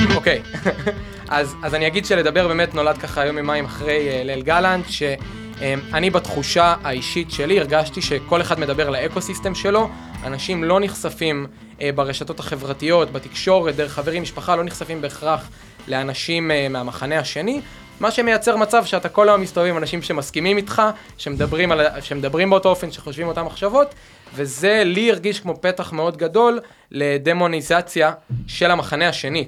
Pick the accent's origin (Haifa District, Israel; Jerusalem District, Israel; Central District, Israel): Central District, Israel; Rehovot; now in Tel Aviv, Israel; אני במקור מרחובות